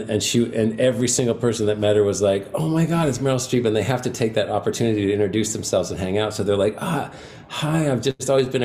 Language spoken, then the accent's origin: English; Dartmouth, Nova Scotia, Canada; moved away as an adult; also born or lived in Montreal / New York; now in California, United States; I grew up in Dartmouth